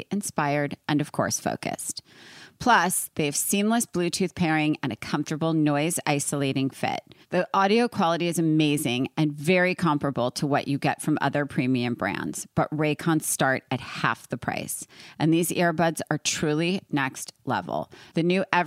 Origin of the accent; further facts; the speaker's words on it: New York, United States; now in California, United States; I'm from New York